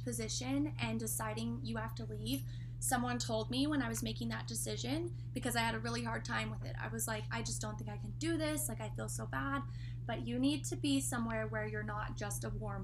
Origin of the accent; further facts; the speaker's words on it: between Lubbock and Amarillo, Texas, United States; now in Amarillo, United States; I went to college in Lubbock and I now live in Amarillo. And my hometown is in the middle of both of those.